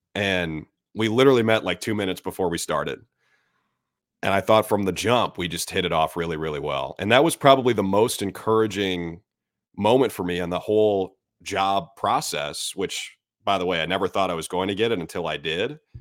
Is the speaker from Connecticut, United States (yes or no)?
no; Minnesota, United States; moved away; also born or lived in Syracuse; I grew up in Minnesota